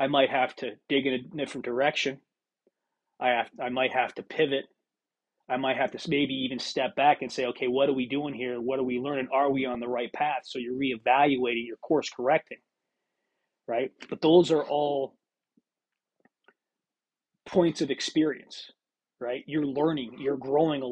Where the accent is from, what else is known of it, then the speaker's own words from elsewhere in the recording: Pennsylvania, United States; moved away; Pennsylvania, because that's my home state